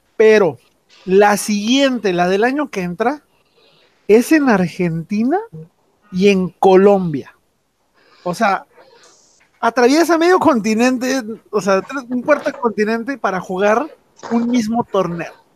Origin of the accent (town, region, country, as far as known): Mexico